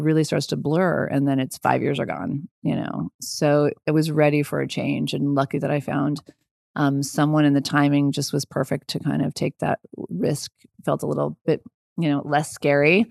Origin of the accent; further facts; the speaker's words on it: Colorado, United States; also born or lived in Boulder, Colorado / Lakewood, Colorado / Longmont, Colorado; I was born in Boulder, Colorado.